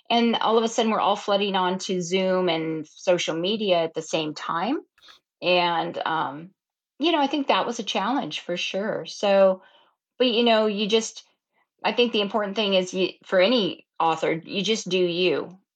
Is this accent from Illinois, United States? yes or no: no; Oregon coast, United States; I grew up down at the Oregon coast